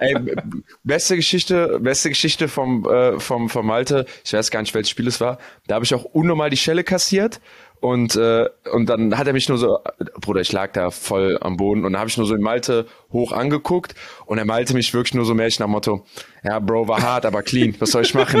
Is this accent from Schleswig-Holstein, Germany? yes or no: no; North Rhine-Westphalia, Germany; ich komme aus NRW